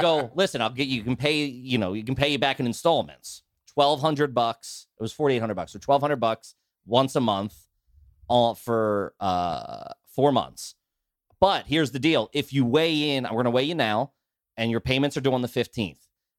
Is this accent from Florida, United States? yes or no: yes; Florida, United States; Who gives a fuck? I'm from Florida, remember?